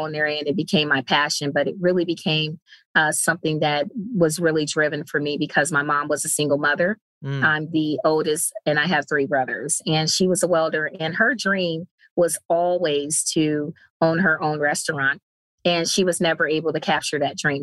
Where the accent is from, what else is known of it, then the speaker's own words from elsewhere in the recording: Cleveland, Ohio, United States; moved away; I'm originally from Cleveland, Ohio